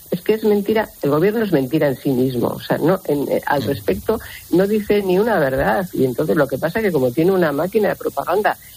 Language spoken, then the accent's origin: Spanish; Spain; Y las víctimas de un golpe contra la democracia somos todos los españoles.